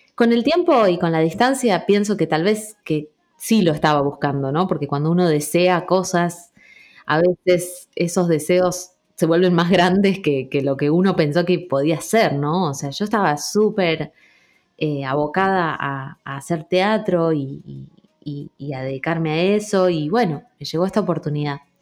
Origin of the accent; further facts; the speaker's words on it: Rosario, Santa Fe, Argentina; also born or lived in Trelew; Yo nací en Treleu, si bien soy criada en Rosario.